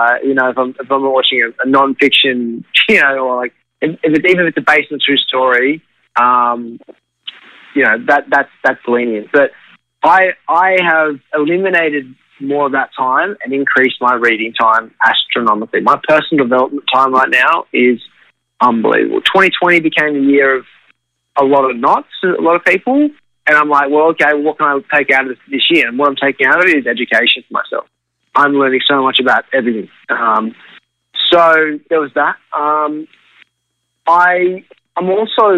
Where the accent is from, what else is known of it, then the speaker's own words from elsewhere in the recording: Australia; moved away as an adult; now in New York, United States; as an Australian growing up, I grew up in a loving family